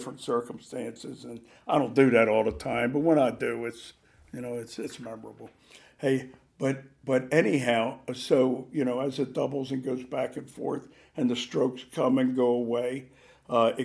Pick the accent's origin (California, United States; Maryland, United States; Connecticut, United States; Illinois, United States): Maryland, United States; Baltimore; moved away; I grew up in Baltimore, and East Baltimore, and there's a golf course there called Clifton Park